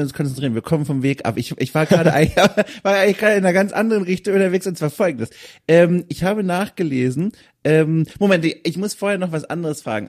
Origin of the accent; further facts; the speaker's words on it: Southern Germany, Germany; moved away; ich komme aus Süddeutschland ursprünglich